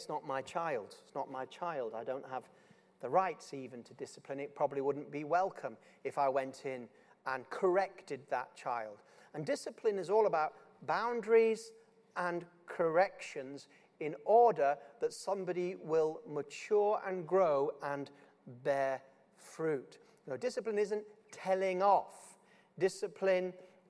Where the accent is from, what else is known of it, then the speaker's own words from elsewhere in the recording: Yorkshire and the Humber, United Kingdom; I'm just from Yorkshire